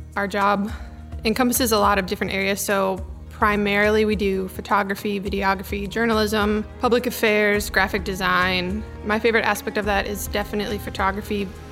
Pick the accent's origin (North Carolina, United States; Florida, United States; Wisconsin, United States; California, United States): Wisconsin, United States; Milwaukee; moved away as an adult; I'm from Milwaukee, Wisconsin, and this is my sea story. I grew up on the shores of Lake Michigan